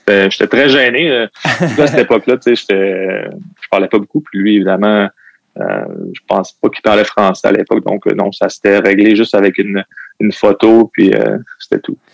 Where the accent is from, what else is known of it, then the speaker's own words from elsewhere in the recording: Quebec City, Quebec, Canada; also born or lived in L'Ancienne-Lorette; J'ai grandi à Sibérie